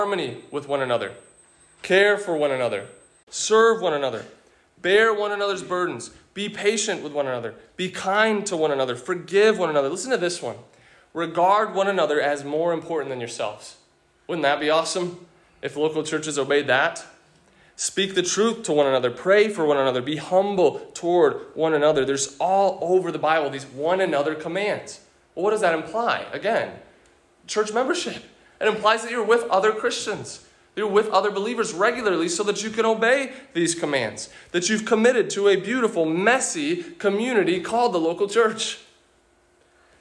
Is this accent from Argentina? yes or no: no; United States; as an American